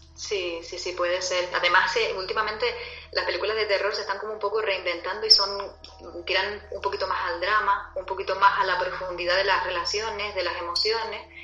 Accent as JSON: {"language": "Spanish", "region": "Canary Islands", "country": "Spain", "accent": "Canarian", "said": "mi acento canario"}